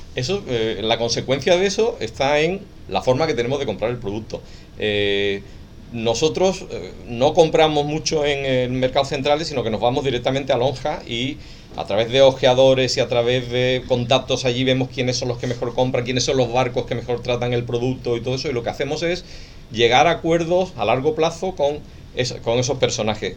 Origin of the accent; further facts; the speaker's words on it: Cádiz, Andalusia, Spain; soy de, de Cádiz